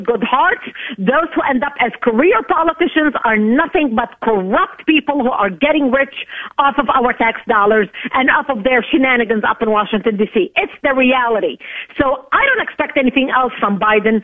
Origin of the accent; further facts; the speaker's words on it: Lebanon; now in United States; I was born and raised in Lebanon as a child